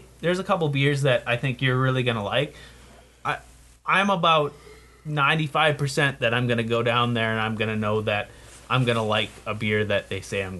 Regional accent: Canada; moved away; I am from Canada.

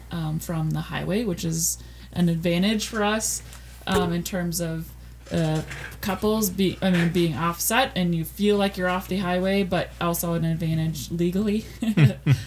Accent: Minnesota, United States; now in Wisconsin, United States; I'm from Minnesota

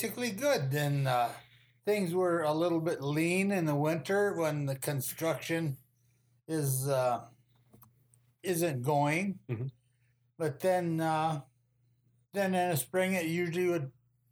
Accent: Cherry, Minnesota, United States; I grew up in actually what they call Cherry, Minnesota, right between Hibbing and Virginia

